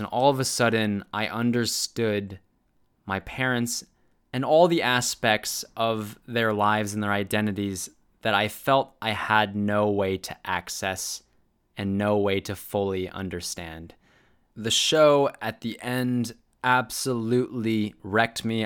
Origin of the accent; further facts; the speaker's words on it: United States; Being Korean American is all that I know and all that I ever will know